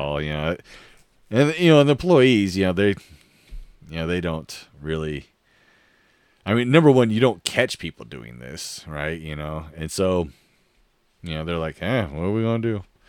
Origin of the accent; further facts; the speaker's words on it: Oregon, United States; moved away; growing up in Oregon, it's all green and wet